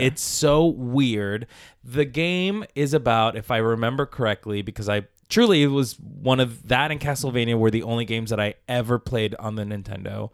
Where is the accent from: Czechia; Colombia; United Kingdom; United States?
Colombia; Palmira, Valle del Cauca; I was born in Colombia, in South America, in a village, Palmira, Colombia, Valle de Cauca.